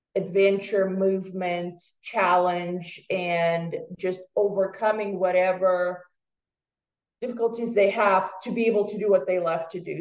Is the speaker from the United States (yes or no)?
no; Russia; moved away; I was born and raised in Russia